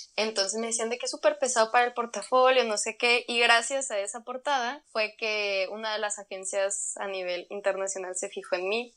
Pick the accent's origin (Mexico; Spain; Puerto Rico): Mexico; Chihuahua; moved away as an adult; now in Mexico City, Mexico; Soy de Chihuahua, Chihuahua